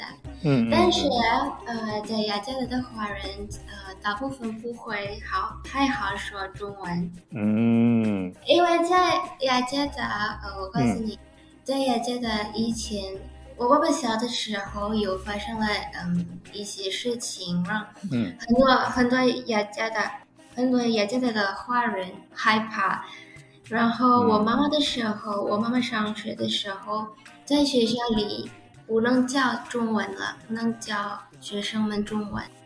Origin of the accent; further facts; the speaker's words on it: Indonesia; Chinese is a second language; 嗯，对对，我是印尼来的。